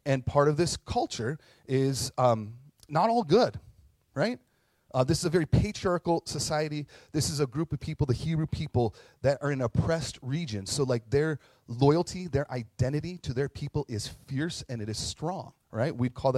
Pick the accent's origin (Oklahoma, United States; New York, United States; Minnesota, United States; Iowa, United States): Minnesota, United States; Carlton; I grew up in Heaven on Earth called Carleton, and class of 99, you're welcome. And Carleton lives right next to the Fond du Lac tribal reservation.